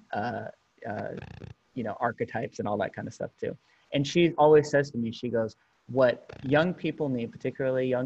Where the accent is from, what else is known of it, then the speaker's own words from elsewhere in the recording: Berkeley, California, United States; growing up in Berkeley, California during the 90s and early 2000s